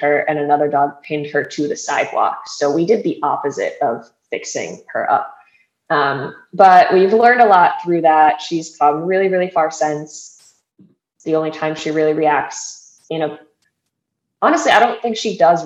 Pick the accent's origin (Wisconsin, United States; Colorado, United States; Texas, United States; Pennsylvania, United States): Wisconsin, United States; moved away as an adult; now in Florida, United States; I was born and raised in Wisconsin, but now live in Florida.